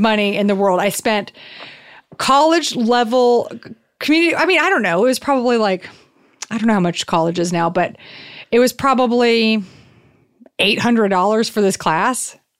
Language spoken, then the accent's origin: English; the South, United States; I grew up in the South